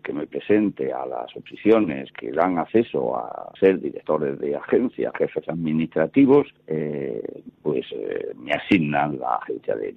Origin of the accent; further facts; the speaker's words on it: Almería, Andalusia, Spain; moved away as an adult; also born or lived in Elche / Madrid; me fui a parar a Almería, porque es mi tierra